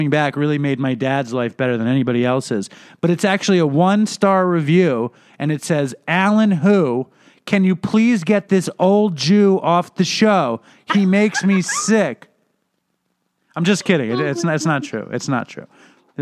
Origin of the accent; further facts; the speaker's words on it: New York City, New York, United States; I grew up in Manhattan.